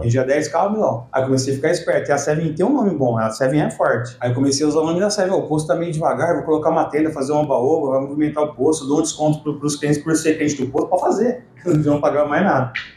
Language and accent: Portuguese; Ribeirão Preto, São Paulo, Brazil; moved away as an adult; also born or lived in Curitiba / Uberlândia / Piracicaba; Eu nasci em Ribeirão Preto e fui pra Curitiba